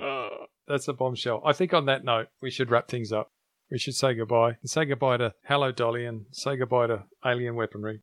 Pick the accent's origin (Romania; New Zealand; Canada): New Zealand; moved away; I was born there, and there's a reason I left.